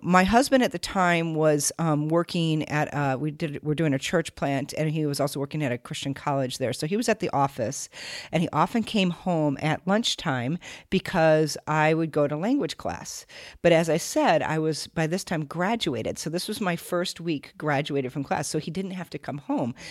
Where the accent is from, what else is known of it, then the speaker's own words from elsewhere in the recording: Minnesota, United States; moved away as an adult; also born or lived in Siberia; I grew up in Minnesota